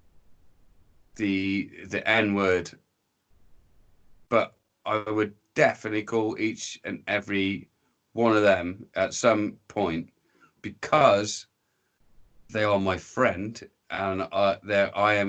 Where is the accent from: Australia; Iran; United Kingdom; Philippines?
United Kingdom; England; I'm brown in disguise and I'm English.